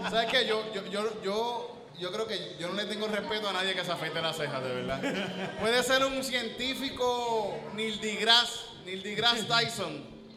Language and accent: Spanish; Puerto Rico; moved away as an adult; Pues yo un tiempo viviendo fuera de Puerto Rico. Después de un par de años volví acá